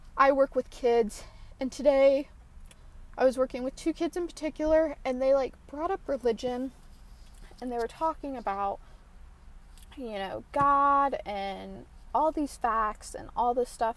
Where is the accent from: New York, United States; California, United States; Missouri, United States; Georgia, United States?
Georgia, United States; around Atlanta; I'm from Atlanta, but I'm like from quotation marks Atlanta. Um, and I'm not going to give my specifics out, but I'm from, you know, around Atlanta